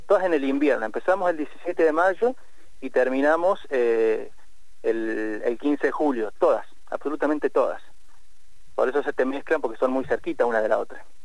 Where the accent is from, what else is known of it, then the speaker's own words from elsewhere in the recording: Argentina; como sociedad argentina